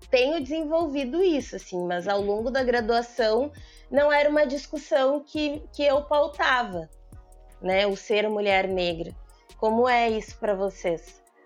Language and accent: Portuguese; Porto Alegre, Rio Grande do Sul, Brazil; also born or lived in São Leopoldo; eu nasci em Porto Alegre, estudei em São Leopoldo